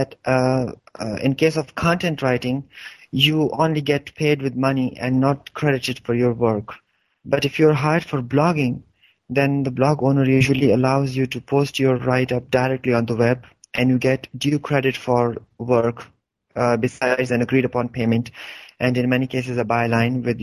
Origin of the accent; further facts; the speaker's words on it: Hangu, Khyber Pakhtunkhwa, Pakistan; moved away as an adult; now in Peshawar, Pakistan; my hometown, Hangu